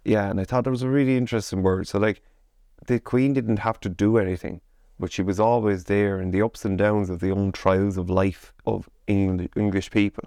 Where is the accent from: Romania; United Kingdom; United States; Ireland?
Ireland; we as Irish people